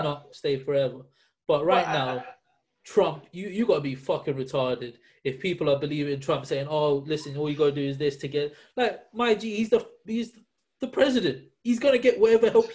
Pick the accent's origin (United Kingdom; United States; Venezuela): United Kingdom; we are bloody British people